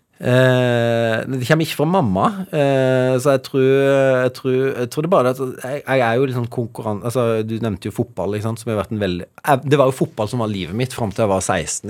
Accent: Evje, Agder, Norway; er jo fra, fra, et lite sted og har alltid vært stolt av det, fra, fra Evje i, i Agder

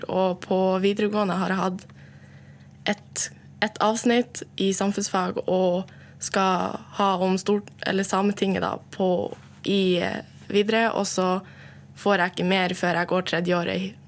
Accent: Norway; Og hvis jeg da drar til Oslo, så er det ingen som legger et merke til at jeg er same.

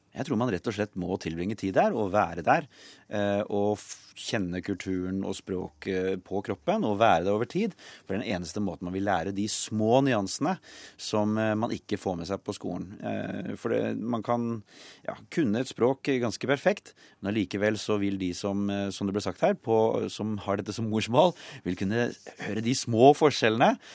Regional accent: Norway; also born or lived in England / United States; jeg er jo norsk

